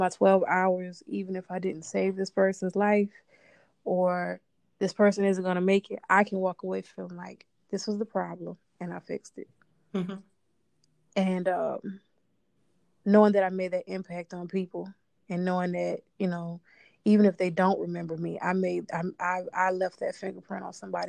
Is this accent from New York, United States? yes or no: no; New Orleans, Louisiana, United States; now in Los Angeles, United States; I'm originally from New Orleans, Louisiana